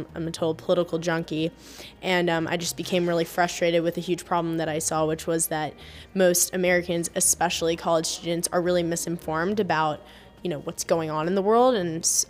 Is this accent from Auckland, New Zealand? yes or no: yes; Auckland, New Zealand; moved away as an adult; now in New York, United States; I'm from Auckland in New Zealand.